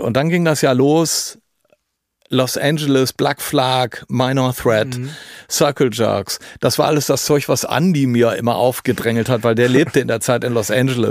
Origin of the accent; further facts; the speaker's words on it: Düsseldorf, North Rhine-Westphalia, Germany; bei uns in Düsseldorf